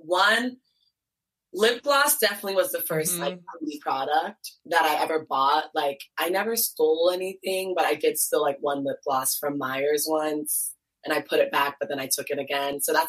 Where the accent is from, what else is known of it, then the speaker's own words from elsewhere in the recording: Ghana; And my parents, like I'm Ghanaian. I was not wearing nail polish.